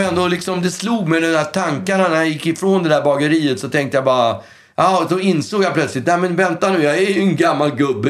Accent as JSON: {"language": "Swedish", "town": "Stockholm", "region": "Stockholm County", "country": "Sweden", "tie": "born or raised there", "said": "jag är ju uppväxt på Östermalm"}